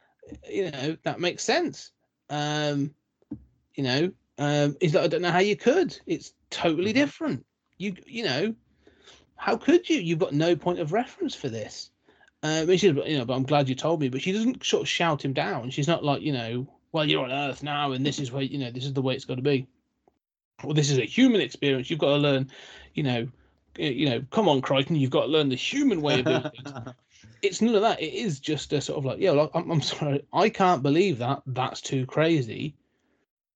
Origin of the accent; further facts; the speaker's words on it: United Kingdom; I'm British